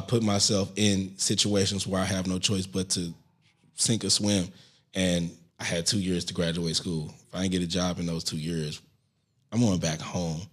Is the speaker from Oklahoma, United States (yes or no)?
no; St. Louis, Missouri, United States; moved away as an adult; now in New York City, United States; I'm still from Saint Louis